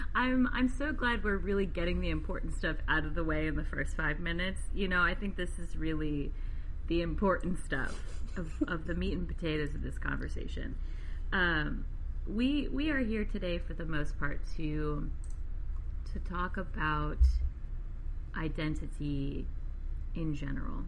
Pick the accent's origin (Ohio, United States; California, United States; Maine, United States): Maine, United States; I grew up in Maine